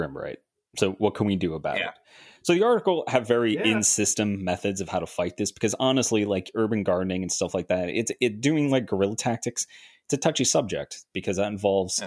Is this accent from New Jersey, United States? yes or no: yes; New Jersey, United States; I live in a city. I'm from New Jersey.